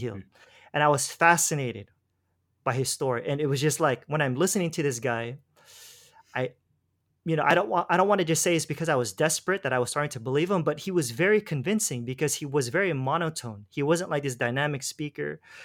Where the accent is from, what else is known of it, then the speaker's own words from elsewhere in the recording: Los Angeles, California, United States; moved away as an adult; now in Philippines; I'm from, originally from Los Angeles